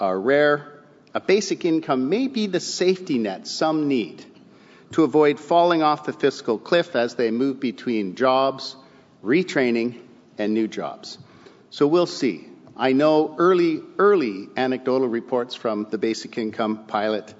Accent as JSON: {"language": "English", "region": "Southern Ontario", "country": "Canada", "tie": "born or raised there", "said": "I would come home to Southern Ontario"}